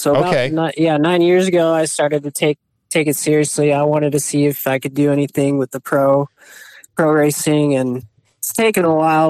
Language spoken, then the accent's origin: English; San Antonio, Texas, United States; I'm from San Antonio, Texas.